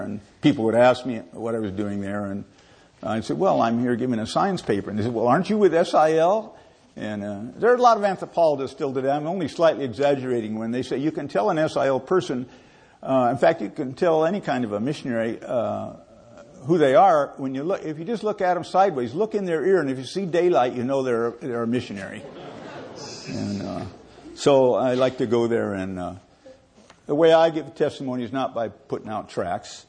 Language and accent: English; Southern California, United States; We grew up in Southern California